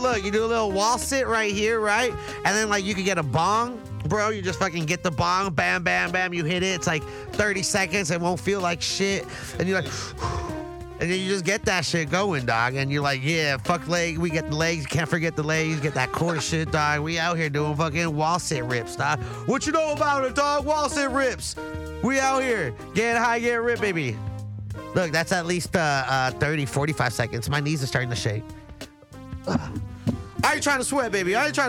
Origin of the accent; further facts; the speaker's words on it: the Valley, California, United States; I'm from the Valley.